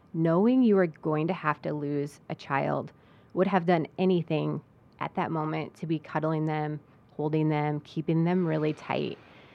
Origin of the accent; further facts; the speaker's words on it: Geneseo, New York, United States; I love our town. And I grew up in Geneseo, and it's an amazing place.